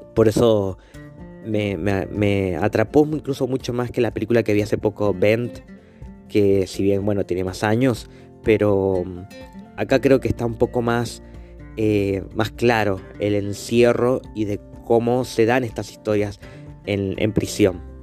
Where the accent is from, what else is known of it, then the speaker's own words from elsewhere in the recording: Mendoza, Argentina; Mendoza está al lado de Chile y para nuestra provincia mucha gente va muy seguido para Chile